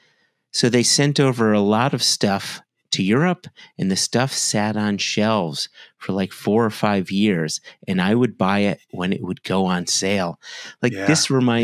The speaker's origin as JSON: {"language": "English", "country": "United States", "said": "as an American bourbon drinker"}